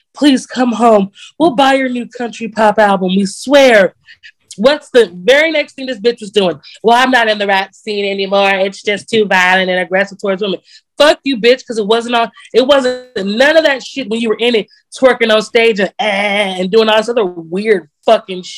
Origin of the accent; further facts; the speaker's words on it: Texas, United States; as a Texan